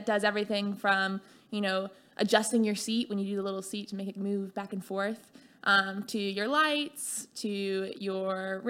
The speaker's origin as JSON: {"language": "English", "town": "Charlotte", "region": "North Carolina", "country": "United States", "tie": "born or raised there", "also_born_or_lived": "Atlanta, Georgia / California", "moved": "as an adult", "said": "I grew up in Charlotte, North Carolina, and then went to Georgia Tech. Studied mechanical engineering and computer science and loved Atlanta, loved Georgia Tech, and ended up moving to California after college."}